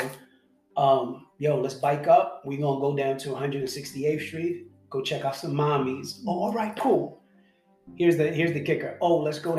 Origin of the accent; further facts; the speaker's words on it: New York City, New York, United States; growing up me in late 70s, 80s, right? It wasn't like New York City was paradise